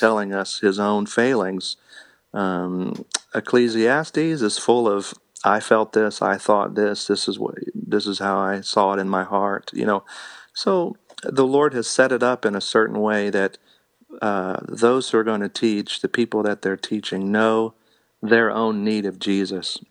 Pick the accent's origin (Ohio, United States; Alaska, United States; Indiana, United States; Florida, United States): Indiana, United States; now in Missouri, United States; I'm a Hoosier from Indiana